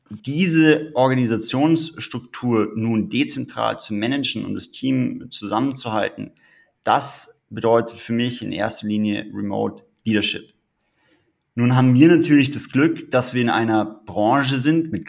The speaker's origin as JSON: {"language": "German", "region": "Tyrol", "country": "Austria", "said": "ursprünglich komme ich aus Tirol. Dort habe ich auch meine Liebe zu den Bergen erlernt"}